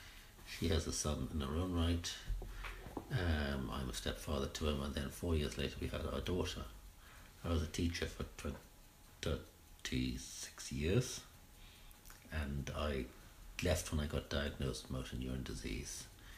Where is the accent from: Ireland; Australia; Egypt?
Ireland; also born or lived in England / London / Sheffield; I was born in England, and my parents came over to farm in Ireland and lived at various locations before settling down by the banks of the Boyne, where they did some small-scale farming and ran a hotel.